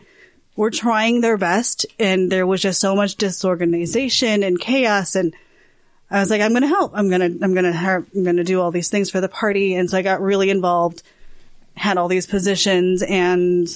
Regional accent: Chicago, Illinois, United States; also born or lived in Gainesville, Florida; now in Utah, United States; I'm originally from Chicago.

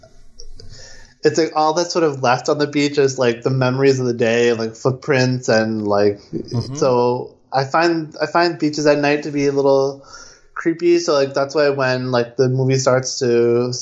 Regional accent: East Coast, United States; I'm from the East Coast

